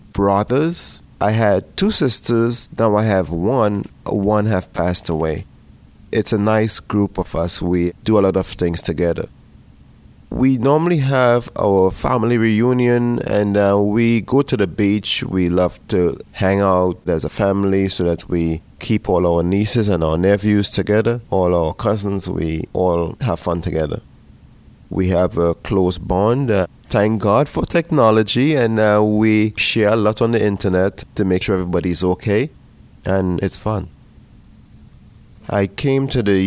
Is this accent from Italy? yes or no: no; Trinidad & Tobago; moved away as an adult; now in Pittsburgh, United States; I was born in the island of Trinidad and Tobago in the Caribbean